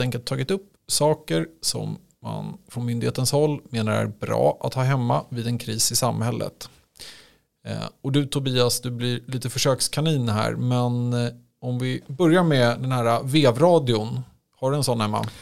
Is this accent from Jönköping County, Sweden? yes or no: no; Stockholm, Stockholm County, Sweden; där jag kommer ifrån, Stockholm